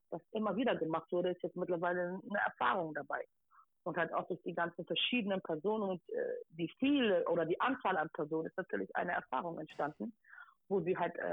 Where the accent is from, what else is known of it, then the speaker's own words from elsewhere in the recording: Hamburg, Germany; Genau, ich komme aus Eimsbüttel, habe da auch äh, viel Support erhalten aus dem Bezirksamt raus